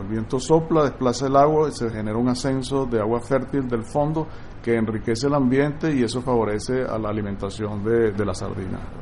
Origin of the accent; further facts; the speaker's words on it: Venezuela; nosotros como, como venezolanos